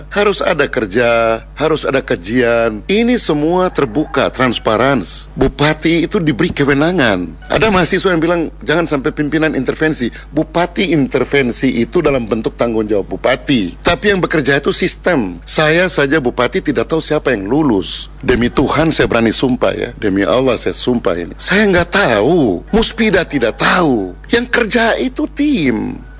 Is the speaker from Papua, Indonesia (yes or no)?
yes; Papua, Indonesia; Saya ini orang Papua. Kita pertaruhkan semua itu.